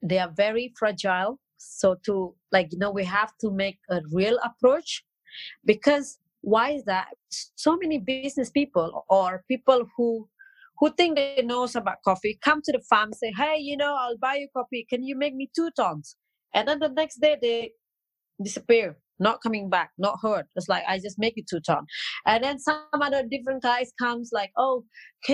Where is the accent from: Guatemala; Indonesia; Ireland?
Indonesia; Bali; English is a second language; also born or lived in Dubai; I'm 100% local. I'm from Bali